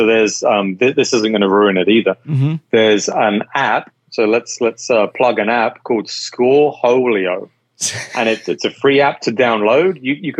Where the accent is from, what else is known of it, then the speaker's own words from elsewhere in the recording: Las Vegas, Nevada, United States; So I'm from Vegas, I lived in Vegas.